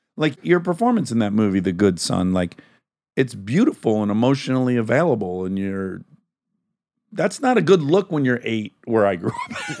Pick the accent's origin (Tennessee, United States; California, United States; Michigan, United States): Michigan, United States; suburb of Detroit; I'm from kind of very working class area, uh, suburb of Detroit